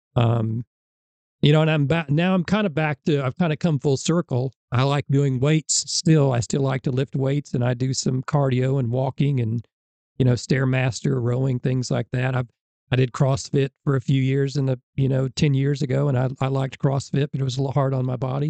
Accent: Illinois, United States; moved away as an adult; now in Alabama, United States; where I grew up in Illinois, we didn't have middle school football

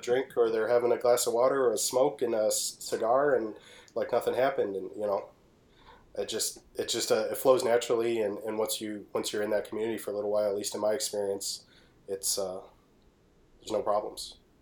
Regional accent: Detroit, Michigan, United States; I am from Detroit.

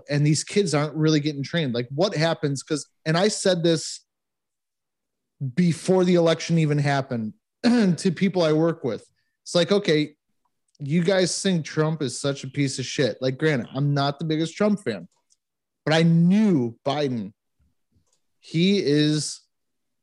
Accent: United States; accent: American; my American accent

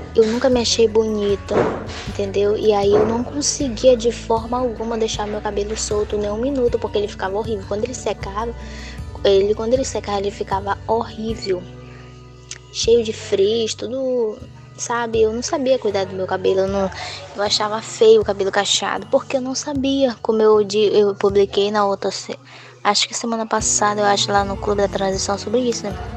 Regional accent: Novo Aripuanã, Amazonas, Brazil; now in Porto Velho, Brazil; sou de Novo Ariponã, do Amazonas, e atualmente estou morando em Porto Velho, Rondônia

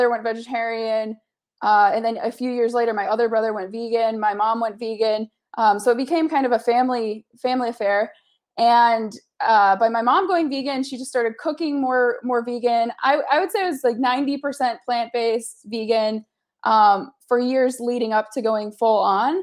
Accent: Kalamazoo, Michigan, United States; now in Los Angeles, United States; Growing up in the Midwest, I'm originally from Michigan. Now I live in Los Angeles

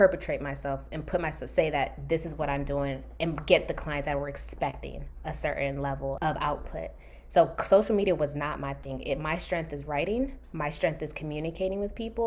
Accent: Maryland, United States; moved away as an adult; also born or lived in Washington, D.C.; now in California, United States; I'm originally from Maryland

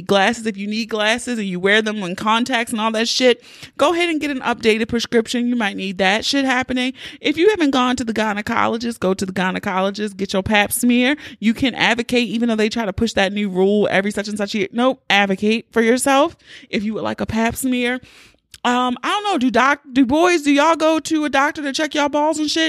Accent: Baltimore, Maryland, United States; accent: Baltimore; my Baltimore accent was really thick

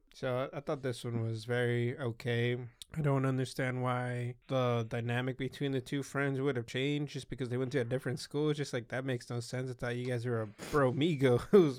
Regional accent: Salinas, California, United States; I'm here from Salinas

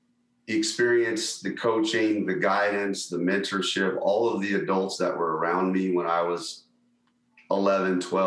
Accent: Las Vegas, Nevada, United States; I grew up here in Vegas, Las Vegas

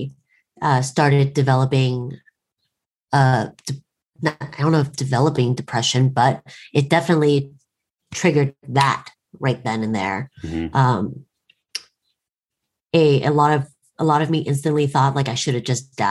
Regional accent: Portland, United States; growing up in Portland

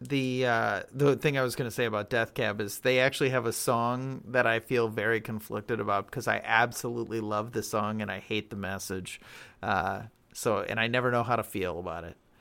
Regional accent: Berlin, Wisconsin, United States; Berlin is my hometown. Yeah, not New Berlin

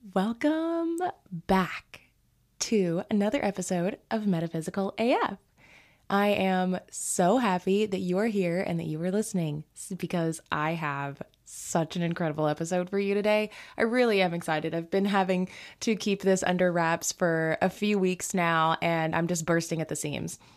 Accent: the South, United States; growing up in the South

